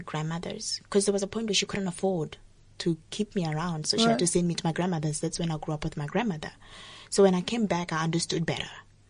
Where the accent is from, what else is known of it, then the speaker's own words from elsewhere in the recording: South Africa; also born or lived in Mozambique; So I'm two of two worlds, but basically I'm South African because I was basically raised here most of my life.